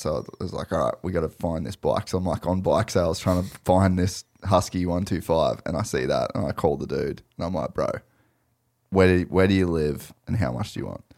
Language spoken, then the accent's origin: English; Australia; an Aussie kid